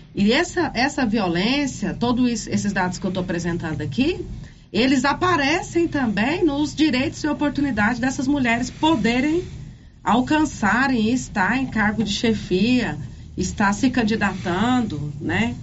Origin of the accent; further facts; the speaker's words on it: Silvânia, Goiás, Brazil; moved away as an adult; also born or lived in Goiânia; sou de Silvânia